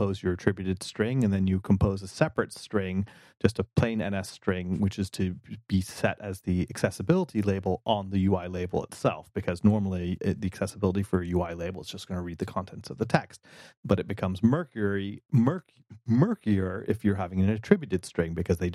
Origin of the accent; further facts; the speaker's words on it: United States; as an American